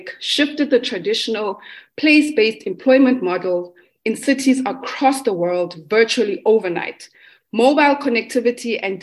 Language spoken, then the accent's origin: English; South Africa; I am a South African Black femme.